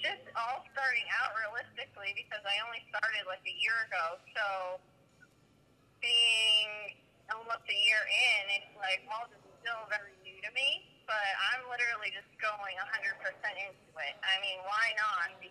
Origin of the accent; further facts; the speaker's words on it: Brockton, Massachusetts, United States; I'm from Massachusetts, Broughton, Massachusetts